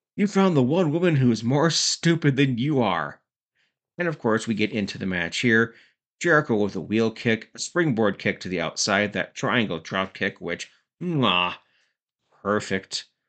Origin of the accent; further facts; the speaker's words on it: Cannington, Ontario, Canada; my hometown, Cannington, Ontario, Canada